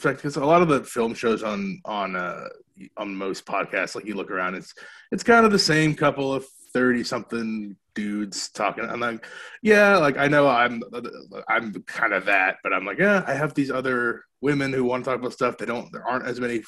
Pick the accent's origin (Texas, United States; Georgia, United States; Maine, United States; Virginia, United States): Maine, United States; moved away; I grew up in Maine, so we're doing it in my family's backyard.